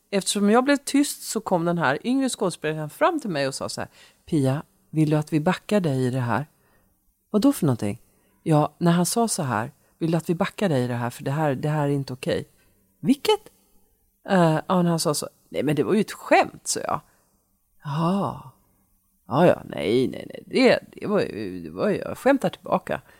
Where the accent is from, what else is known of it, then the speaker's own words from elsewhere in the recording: Umeå, Västerbotten County, Sweden; born there; Så var det Umeå, min födelsestad.